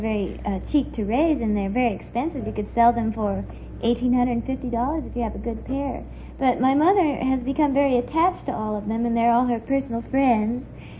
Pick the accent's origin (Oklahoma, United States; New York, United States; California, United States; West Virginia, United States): California, United States; Los Angeles; I'm a native of Los Angeles, born in the county hospital. That's about as native as you can get.